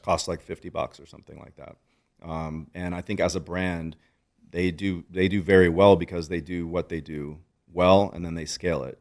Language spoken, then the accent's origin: English; United States; I was born in America